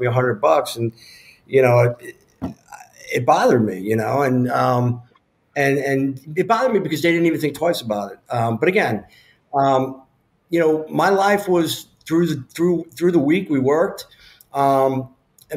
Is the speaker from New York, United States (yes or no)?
yes; New York, United States; I'm from New York